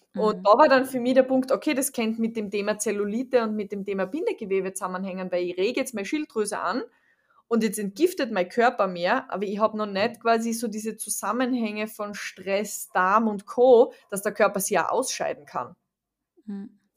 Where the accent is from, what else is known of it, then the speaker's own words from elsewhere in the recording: Austria; ich komme aus Österreich